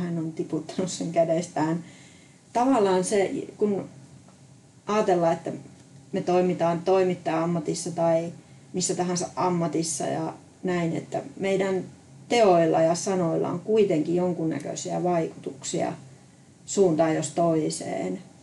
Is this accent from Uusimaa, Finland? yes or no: no; Sotkamo, Kainuu, Finland; Mä olen ihan syntyperäinen kainuulainen, sotkamolainen